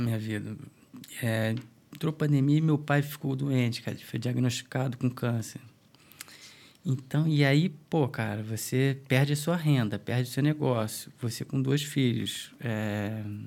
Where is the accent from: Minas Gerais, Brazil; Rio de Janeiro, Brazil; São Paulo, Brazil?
Rio de Janeiro, Brazil; Niterói; moved away as an adult; now in Dublin, Ireland; a gente é de Niterói